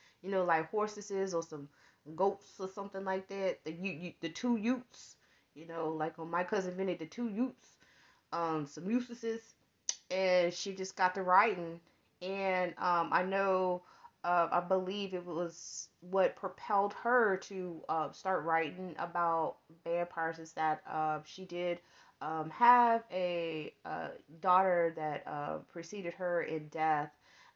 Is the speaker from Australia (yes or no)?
no; Texas, United States; we're from Texas because we live next door